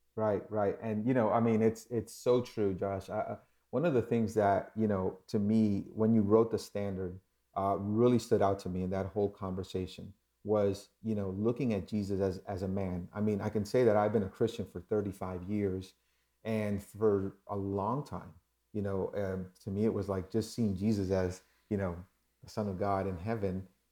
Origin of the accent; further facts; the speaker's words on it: New York, United States; moved away; also born or lived in Dominican Republic; I was born in New York